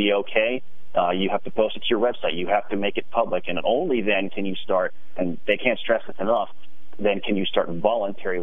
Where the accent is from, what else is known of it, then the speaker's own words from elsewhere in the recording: Harrisburg, Pennsylvania, United States; also born or lived in Altoona, Pennsylvania / York, Pennsylvania; I'm a Pennsylvania kid, born and bred. I grew up in Harrisburg